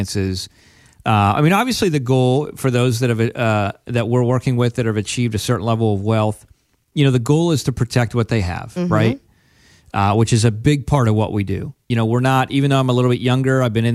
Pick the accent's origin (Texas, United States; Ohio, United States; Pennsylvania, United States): Pennsylvania, United States; I grew up from in Penn State land